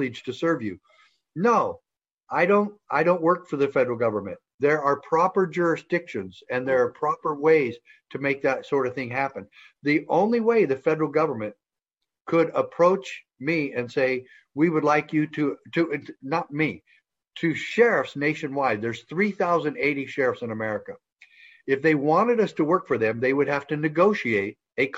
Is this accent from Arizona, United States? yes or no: yes; Safford, Arizona, United States; when I was a sheriff in my hometown of Safford, Arizona